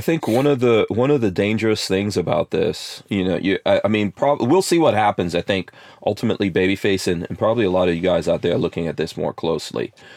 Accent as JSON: {"language": "English", "town": "New York City", "region": "New York", "country": "United States", "tie": "born or raised there", "moved": "yes", "said": "growing up in New York City and I grew up in New York in the 80s"}